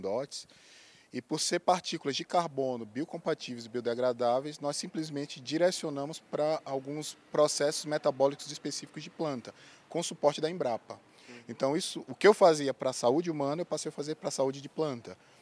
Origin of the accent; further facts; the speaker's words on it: Alagoinhas, Bahia, Brazil; moved away as an adult; also born or lived in Sergipe / Pernambuco / Brasília; eu sou baiano de Alagoinhas